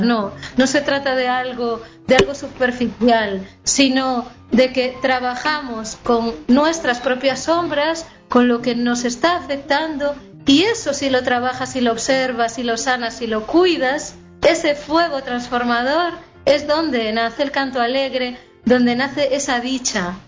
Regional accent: Galicia, Spain; que soy gallega

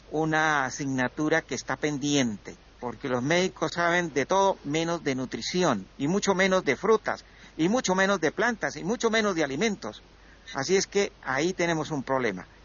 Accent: Colombia; moved away; cuando hace 20 años que yo me vine de Colombia para Europa

